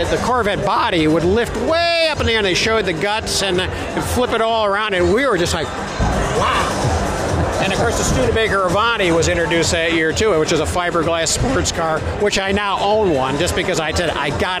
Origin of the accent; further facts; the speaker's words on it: Birmingham, Michigan, United States; now in Spring Lake, United States; We're Detroit suburban brats. I grew up in Birmingham.